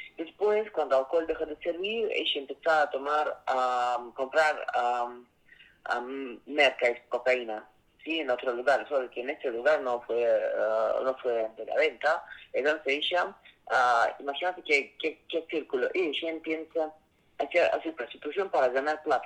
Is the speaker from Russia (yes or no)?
yes; Saint Petersburg, Russia; Spanish is a second language; moved away; soy de origen ruso, de San Petersburgo